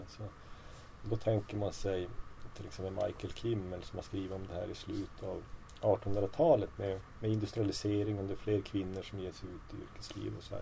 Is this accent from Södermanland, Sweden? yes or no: no; Kiruna, Norrbotten County, Sweden; moved away as an adult; now in Umeå, Sweden; jag växte upp i Kiruna då.